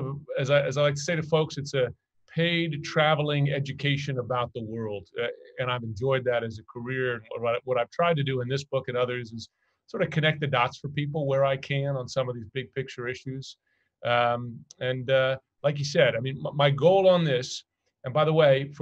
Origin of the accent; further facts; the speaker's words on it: New York City, New York, United States; moved away as an adult; also born or lived in China / Middle East; I'm a New Yorker